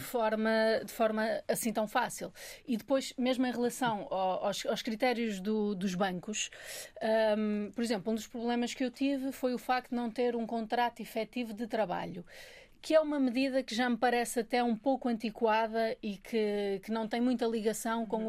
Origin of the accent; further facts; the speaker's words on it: Minho, Norte, Portugal; now in Lisbon, Portugal; eu sou do Minho, quando vim morar para Lisboa